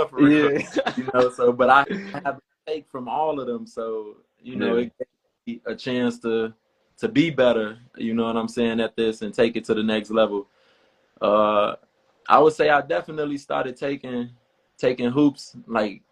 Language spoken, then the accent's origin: English; Harvey, Illinois, United States; I was born and raised on in the south suburbs of Chicago. So I'm from Harvey